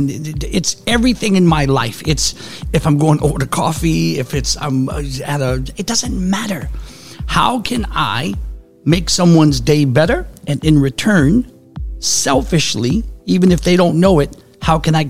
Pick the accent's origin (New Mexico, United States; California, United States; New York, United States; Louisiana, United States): Louisiana, United States; New Orleans; moved away; also born or lived in Phoenix / Sacramento / Fresno / Las Vegas; Born and raised in New Orleans.